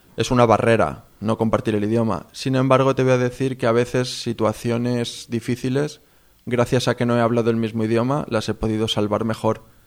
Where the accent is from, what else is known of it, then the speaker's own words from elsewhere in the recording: Spain; moved away; soy de España